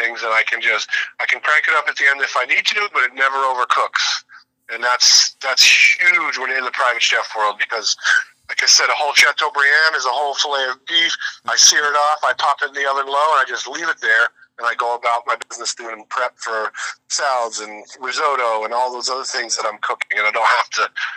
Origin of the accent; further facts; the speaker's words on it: Boston, Massachusetts, United States; I grew up around Boston and have gone to Fenway for my entire life